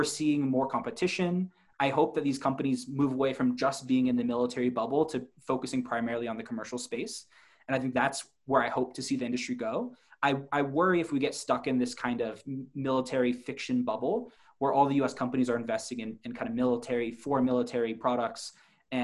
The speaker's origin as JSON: {"language": "English", "country": "United States", "moved": "yes", "lives_now": "China", "said": "as an American in China"}